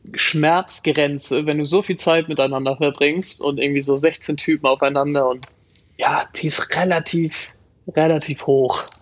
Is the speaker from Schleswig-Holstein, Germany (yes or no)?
yes; Kiel, Schleswig-Holstein, Germany; als Kieler